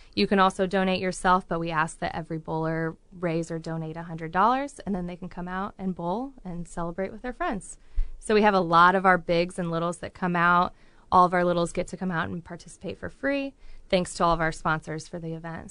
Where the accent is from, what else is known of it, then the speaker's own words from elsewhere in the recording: Galesburg, Illinois, United States; moved away as an adult; now in Peoria, United States; I was born and raised around the Galesburg area, so pretty close, forty-five minutes away. But I've been in Peoria for, oh, about fifteen years.